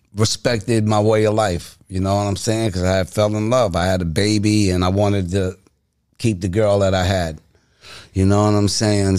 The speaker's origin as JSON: {"language": "English", "town": "Freeport", "region": "New York", "country": "United States", "said": "I'm from Freeport, New York, Long Island"}